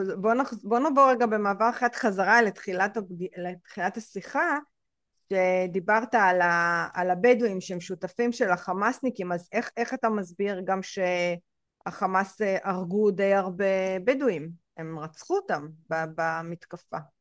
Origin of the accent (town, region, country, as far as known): Israel